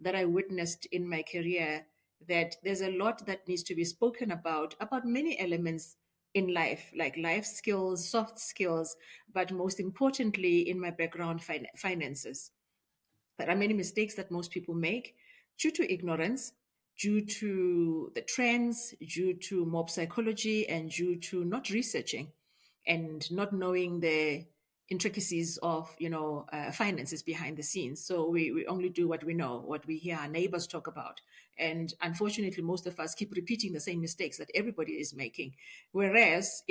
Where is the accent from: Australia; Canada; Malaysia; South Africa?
South Africa; Springs, Gauteng; also born or lived in Tembisa; I was born and raised in the East Rand, in Springs particularly